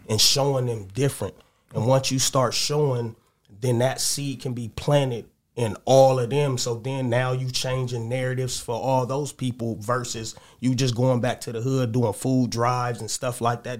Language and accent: English; Los Angeles, California, United States; I'm from the Crenshaw District, Jefferson Park area